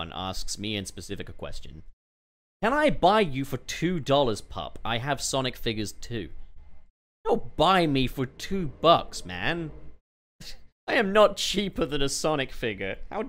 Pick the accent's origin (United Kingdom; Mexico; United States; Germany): United Kingdom; We are both British.